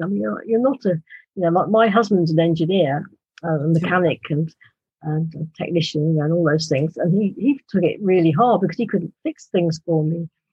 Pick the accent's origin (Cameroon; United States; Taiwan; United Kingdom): United Kingdom; accent: British; my British accent